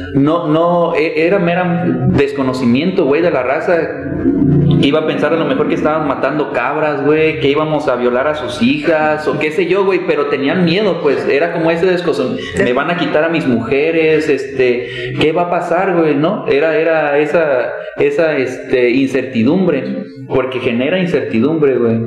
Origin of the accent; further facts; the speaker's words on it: Cuautitlán, Mexico; yo soy de Cuautitlán